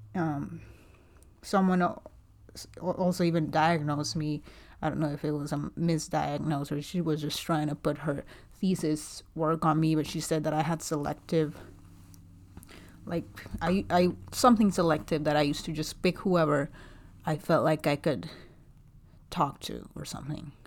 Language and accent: English; Guatemala; English is a second language; moved away as an adult; also born or lived in South Carolina, United States; now in Dallas, United States; I was born and raised in Guatemala, and, uh, I moved here about five years ago because my husband's American